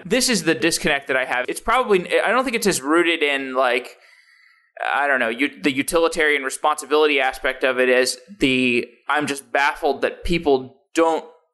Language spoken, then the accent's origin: English; Austin, Texas, United States; now in Seattle, United States; I grew up in Austin